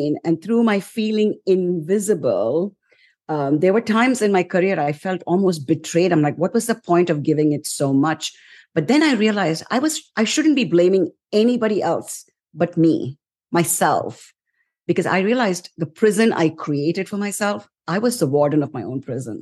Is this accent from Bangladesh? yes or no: no; India; moved away as an adult; also born or lived in New York; now in United States; I came to the US around 34 years ago from India, right after my wedding